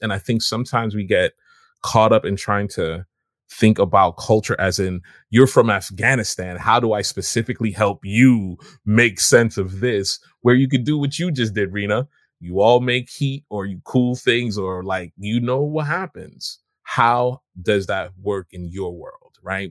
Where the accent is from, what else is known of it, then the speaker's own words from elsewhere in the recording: Jamaica; now in United States; as a Jamaican immigrant